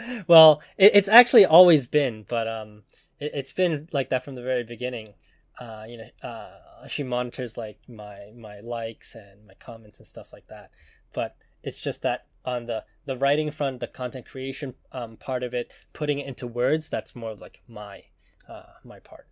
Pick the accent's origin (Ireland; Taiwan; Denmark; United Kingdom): Taiwan; I was born in Taiwan